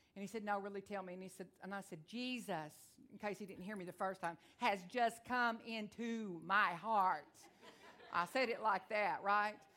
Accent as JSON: {"language": "English", "town": "Onalaska", "region": "Texas", "country": "United States", "said": "I am from Texas. I talk real fast"}